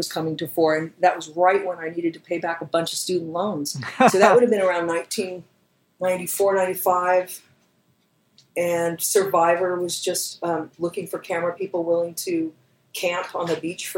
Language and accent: English; Austin, Texas, United States; I am from Austin. I went to the University of Texas at Austin.